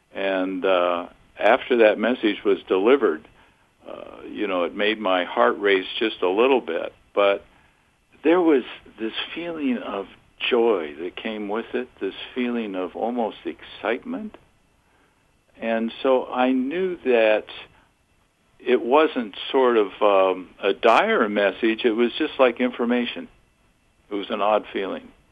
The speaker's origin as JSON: {"language": "English", "region": "Southern California", "country": "United States", "tie": "born or raised there", "said": "a kid growing up in Southern California until I was 13"}